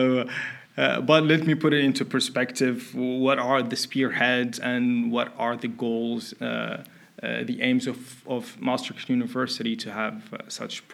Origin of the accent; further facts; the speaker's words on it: Mauritania; also born or lived in Finland; now in Netherlands; I'm originally from Mauritania. It's a country in West Africa.